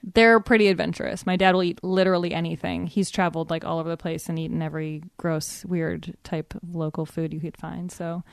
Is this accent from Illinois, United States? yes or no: yes; Evanston, Illinois, United States; moved away as an adult; also born or lived in New York; now in Los Angeles, United States; I'm from Chicago. I grew up in Evanston, Illinois.